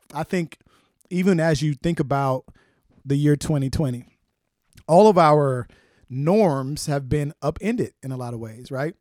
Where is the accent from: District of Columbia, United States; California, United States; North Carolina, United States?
North Carolina, United States; Wilson; moved away as an adult; now in Atlanta, United States; I grew up in Wilson, and my neighborhood was a majority black neighborhood